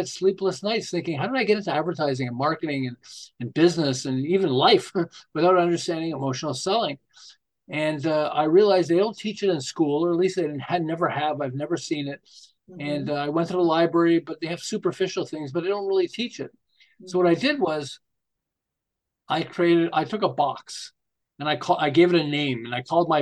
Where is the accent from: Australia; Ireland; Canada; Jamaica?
Canada; Montreal, Quebec; moved away as an adult; now in Southern California, United States; I'm originally from Montreal. And we moved to Los Angeles, the Southern California, not quite Los Angeles, between Los Angeles and Santa Barbara